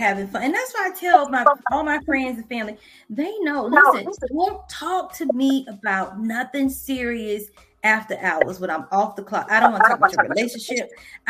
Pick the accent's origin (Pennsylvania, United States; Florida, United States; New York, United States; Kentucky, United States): Florida, United States; St. Petersburg; I'm from St. Pete, born and raised in St. Petersburg, Florida.